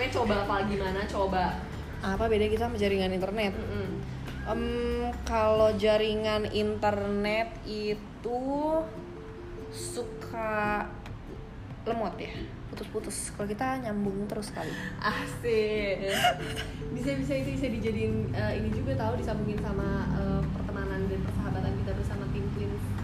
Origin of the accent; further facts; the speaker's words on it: Bulgaria; born there; itu tempat yang kita lahir ya di Bulgaria terus ke Ceko itu tempat ayah kita lahir